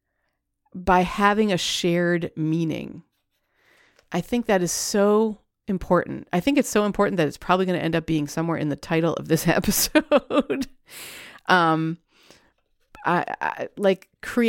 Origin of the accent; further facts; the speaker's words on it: Montreal, Quebec, Canada; moved away; I'm from Montreal, the city of Montreal. And we used to drive through the eastern townships all the time.